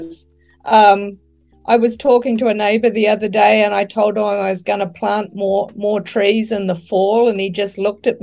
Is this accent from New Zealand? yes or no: yes; New Zealand; moved away as an adult; also born or lived in United States; I'm a New Zealander